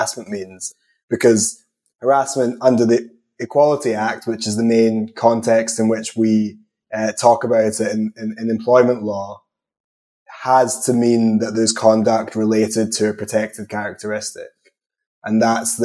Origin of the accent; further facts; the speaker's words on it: Scotland, United Kingdom; accent: combination of Scottish and English; also born or lived in England; given my accent, I'm never confident that I'm pronouncing anything correctly, but I definitely say harassment, but that could just be a combination of Scottish and English